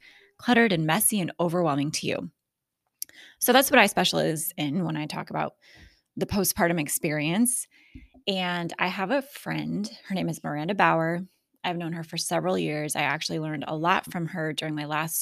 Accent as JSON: {"language": "English", "region": "Alaska", "country": "United States", "said": "I'm also from Alaska"}